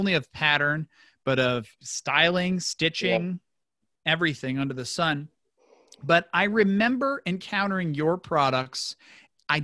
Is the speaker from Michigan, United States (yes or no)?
no; Newton, Kansas, United States; I was born in Newton, Kansas, about an hour south of Salina